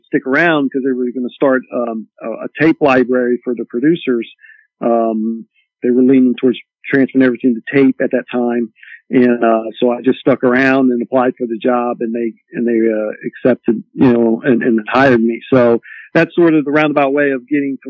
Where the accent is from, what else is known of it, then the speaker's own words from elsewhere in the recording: Columbus, Ohio, United States; I grew up in Columbus